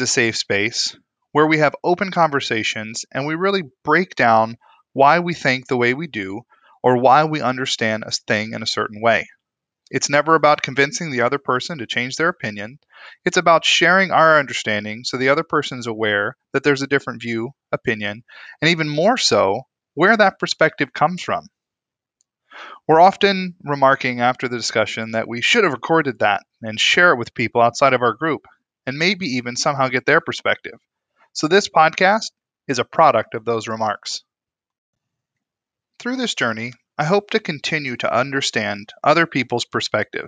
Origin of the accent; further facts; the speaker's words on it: East Coast, United States; now in Midwest, United States; I'm originally from the East Coast, but I've been happily living in the brisk Midwest for the past several years